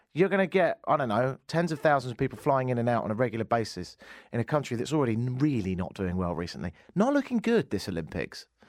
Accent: United Kingdom; moved away as an adult; now in Canada; being a Brit

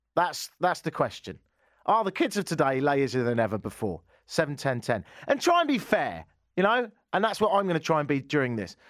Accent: England, United Kingdom; now in Canada; growing up in England

